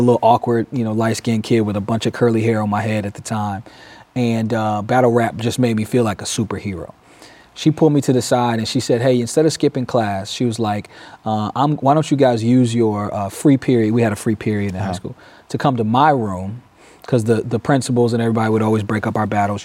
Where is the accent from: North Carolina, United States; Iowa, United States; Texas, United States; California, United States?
North Carolina, United States; Durham; moved away as an adult; now in Peoria, United States; born and raised in Durham, North Carolina.